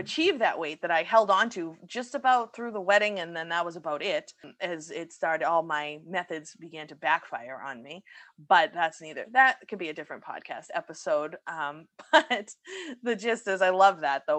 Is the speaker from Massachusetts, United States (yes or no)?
yes; Massachusetts, United States; my home state